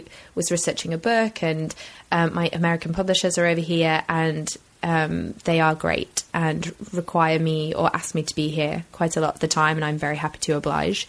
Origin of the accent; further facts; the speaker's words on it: England, United Kingdom; moved away as an adult; now in Los Angeles, United States; I'm English